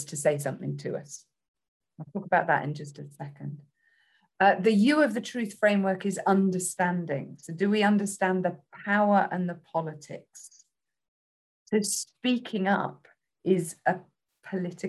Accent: United Kingdom; accent: British; my accent

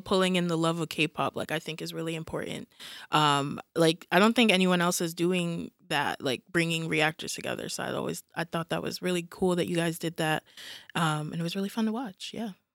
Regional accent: New York City, New York, United States; now in Georgia, United States; am from New York originally

